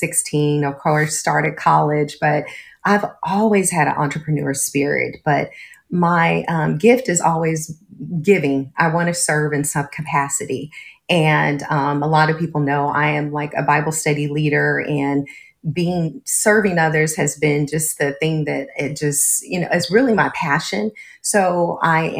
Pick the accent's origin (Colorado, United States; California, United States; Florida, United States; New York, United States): California, United States; Los Angeles; also born or lived in Phoenix, Arizona; I'm originally born in Phoenix, Arizona, but was relocated to California when I was 3 months old. So I claim myself always to be a California girl.